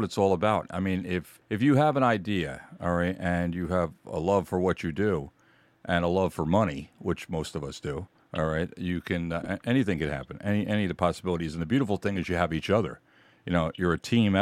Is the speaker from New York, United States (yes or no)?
yes; Kings Park, New York, United States; I grew up in Kings Park